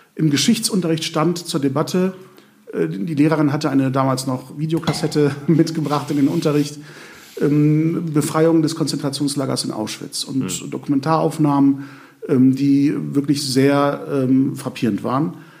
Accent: Germany; uns als Deutsche

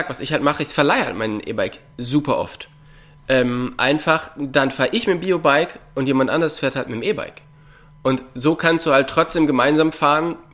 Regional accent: North Rhine-Westphalia, Germany; im Kölner Raum, da wo ich herkomme, gibt es Trails.

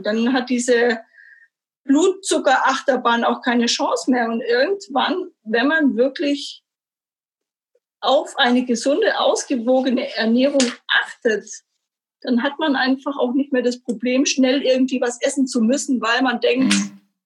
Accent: Stuttgart, Baden-Württemberg, Germany; Ich bin gebürtige Stuttgarterin, habe ganz äh, solide meine Schule zu Ende gebracht

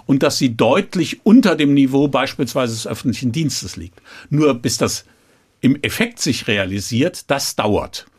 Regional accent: Troisdorf, North Rhine-Westphalia, Germany; ich bin protestantischer Rheinländer

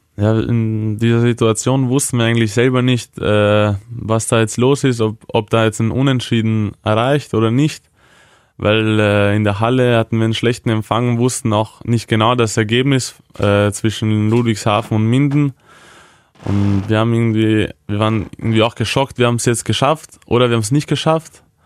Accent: Vienna, Austria; moved away as an adult; now in Hannover, Germany; meine Eltern sind aus der damaligen Ex-Jugoslawien ja. und sind dann während dem äh, Jugoslawienkrieg nach Wien geflüchtet

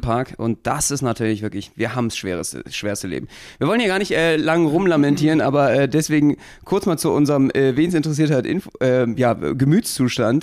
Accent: Berlin, Germany; Als Berliner

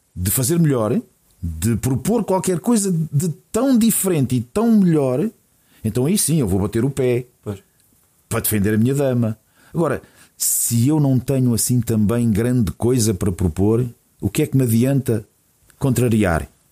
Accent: Portugal; como povo, como portugueses

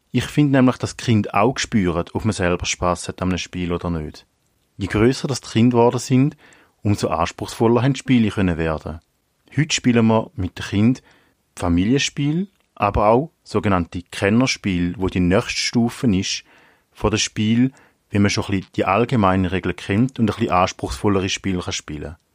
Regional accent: Eastern Switzerland, Switzerland; now in Winterthur, Switzerland; Ich bin aufgewachsen in der Ostschweiz und wohne jetzt in Winterthur.

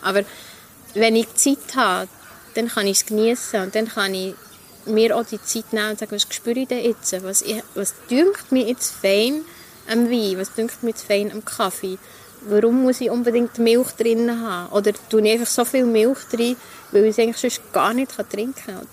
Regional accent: Langnau im Emmental, Bern, Switzerland; moved away as an adult; also born or lived in Ecuador; now in Bern, Switzerland; Ich bin immer noch gerne ähm, Langnauerin, wobei ich bin ja in Goal aufgewachsen

